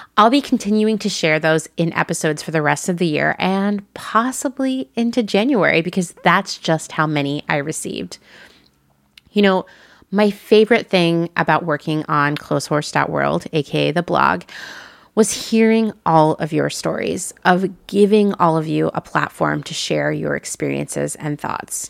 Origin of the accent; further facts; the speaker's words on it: Portland, Oregon, United States; moved away; my former home, the place I think of as my hometown, Portland, Oregon